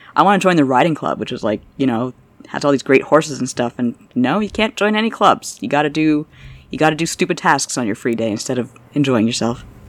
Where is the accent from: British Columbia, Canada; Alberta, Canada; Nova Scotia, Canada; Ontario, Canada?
Ontario, Canada; Toronto; I'm from Toronto